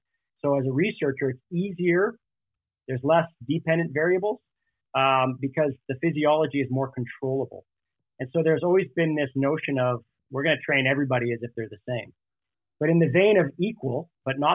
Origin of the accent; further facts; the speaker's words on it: Canada; moved away as an adult; also born or lived in Alberta; now in California, United States; I was born and raised in Canada.